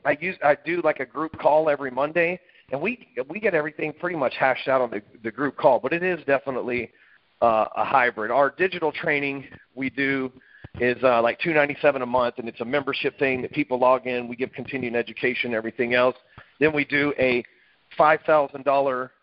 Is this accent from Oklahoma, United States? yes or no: no; Dallas, Texas, United States; I live in Dallas, Texas, and lived here all my life